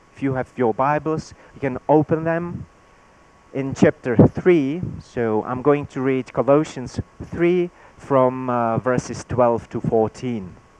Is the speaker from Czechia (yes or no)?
yes; Czechia; first language Czech; English is a second language; my native language in Czech